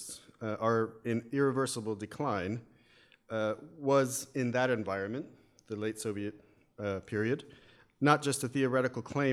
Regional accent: United States; accent: American; as you can tell from my my accent, probably, yes, I'm an American

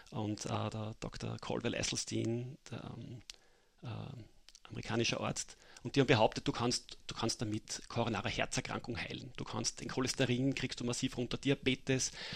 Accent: Mattersburg, Burgenland, Austria; moved away as an adult; now in Vienna, Austria; aufgewachsen in Mattersburg und bin mittlerweile seit äh, zehn Jahren in Wien

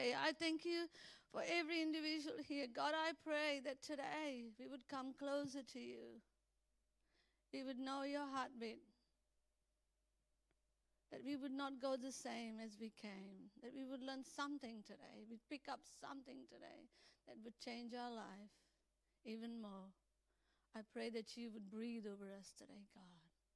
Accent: Vasco da Gama, Goa, India; moved away; I was born in India, as you know. I was born in Vasco da Gama, Goa

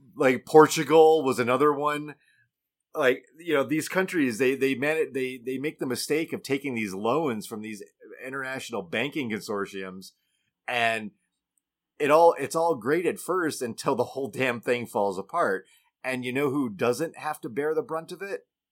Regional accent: United States; I am an American.

